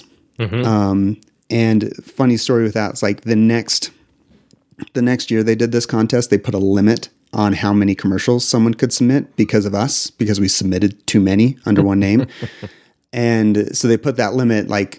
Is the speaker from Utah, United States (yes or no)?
yes; Utah, United States; I grew up in Utah